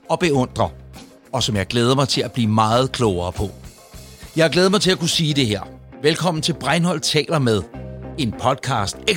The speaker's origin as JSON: {"language": "Danish", "town": "Ølstykke", "region": "Capital Region of Denmark", "country": "Denmark", "tie": "born or raised there", "also_born_or_lived": "Østerbro, Copenhagen", "moved": "as an adult", "lives_now": "Copenhagen, Denmark", "said": "nu faktisk mere på Østerbro, eller en af det område, ja. mere end jeg har boet ude i Ølstykke. Ikke? Ja. Jeg boede 18 år."}